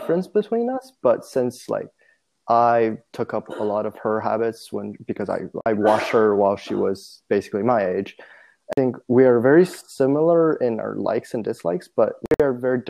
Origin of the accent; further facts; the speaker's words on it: China; moved away; growing up, I grew up in China